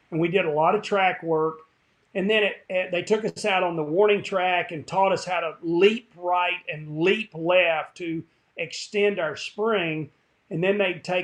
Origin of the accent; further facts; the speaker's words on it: Kingsport, Tennessee, United States; also born or lived in North Carolina; I was born in North Carolina, but moved when I was small to Kingsport, Tennessee, in East Tennessee.